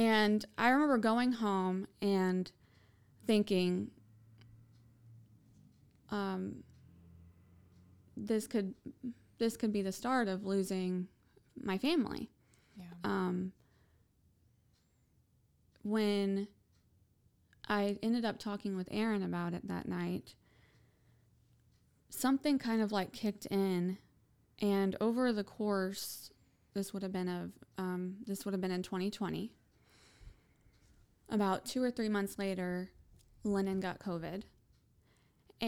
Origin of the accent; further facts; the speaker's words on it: United States; as an American